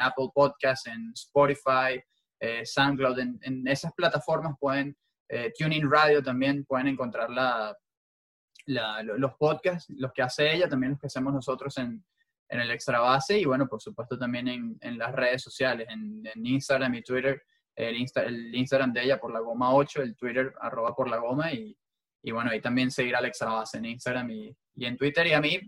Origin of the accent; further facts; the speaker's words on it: Venezuela; moved away; crecí en Venezuela escuchándolo en, en Venevisión